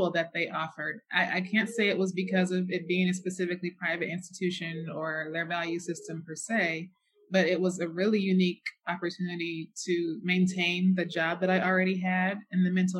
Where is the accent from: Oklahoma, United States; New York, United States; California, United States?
California, United States; Bay Area; moved away; I'm from the Bay Area.